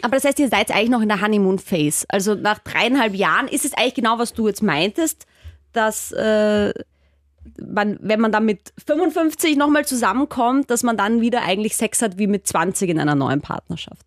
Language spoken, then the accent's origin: German; Austria; man hört es ja vielleicht bei mir, ich komme aus Österreich